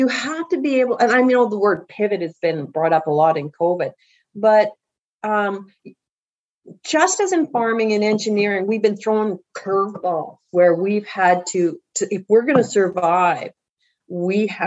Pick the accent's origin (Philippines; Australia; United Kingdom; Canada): Canada; Balcarres, Saskatchewan; I grew up in Balcarres and there were four First Nations right beside Balcarres